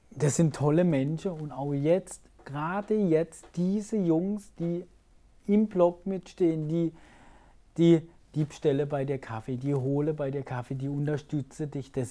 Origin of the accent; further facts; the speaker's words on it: Bühl, Baden-Württemberg, Germany; ist meine Heimat. Ja, nicht Karlsruhe, sondern Bühl, Achern.